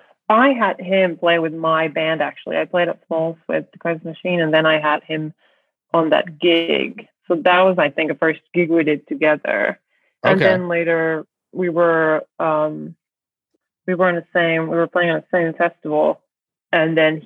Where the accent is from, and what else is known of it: Finland; also born or lived in New York